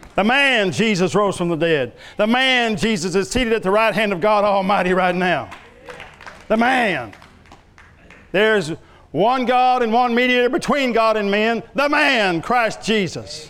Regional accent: Love County, Oklahoma, United States; where I was raised over in Love County, it was peanuts and watermelon

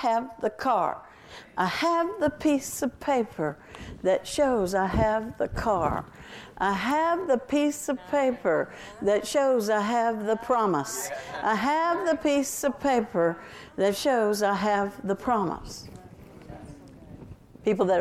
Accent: Texas, United States; I'm a Texan

